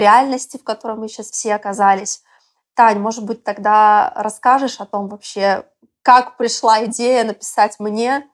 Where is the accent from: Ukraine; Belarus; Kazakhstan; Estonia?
Belarus; moved away as an adult; also born or lived in Moscow, Russia; now in Bali, Indonesia; я вообще из Беларуси и до четырнадцатого года жила, училась там.